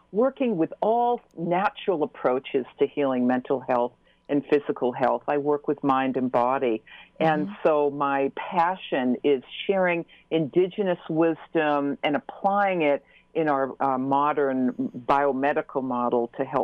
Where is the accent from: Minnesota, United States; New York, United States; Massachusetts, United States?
Massachusetts, United States; Newton; I'm from Newton, so we were neighbors.